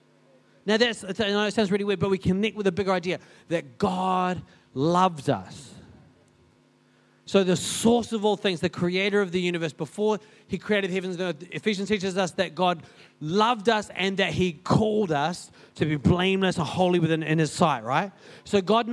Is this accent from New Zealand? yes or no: yes; Paraparaumu, Wellington, New Zealand; now in Christchurch, New Zealand; I grew up in Paparam, it's a pretty big place